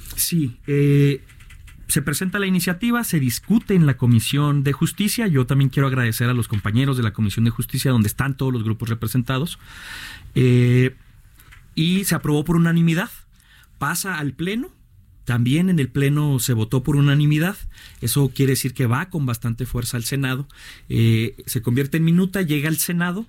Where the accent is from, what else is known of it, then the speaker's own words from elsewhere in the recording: Ciudad Juárez, Chihuahua, Mexico; yo soy oriundo de Ciudad Juárez